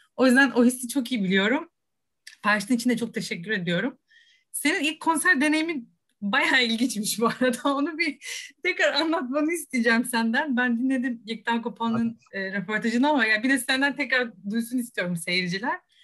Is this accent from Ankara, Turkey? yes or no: no; Rize, Rize Province, Turkey; Ben de Rizeliyim